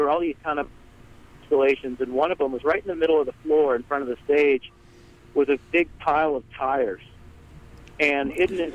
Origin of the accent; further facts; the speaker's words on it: North Carolina, United States; We're from North Carolina